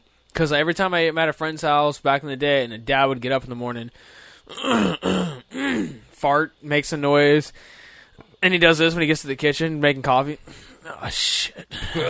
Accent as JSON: {"language": "English", "region": "California", "country": "United States", "said": "I'm from California"}